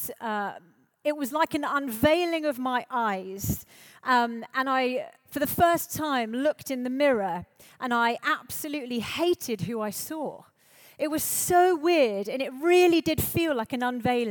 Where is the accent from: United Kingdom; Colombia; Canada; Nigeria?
United Kingdom; High Wycombe, South East England; I grew up in High Wycombe in Buckinghamshire